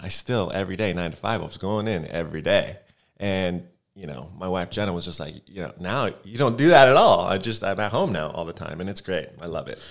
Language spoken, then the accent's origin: English; Los Angeles, California, United States; moved away as an adult; now in Atlanta, United States; I'm from Los Angeles. Was here 25 years before I decided to leave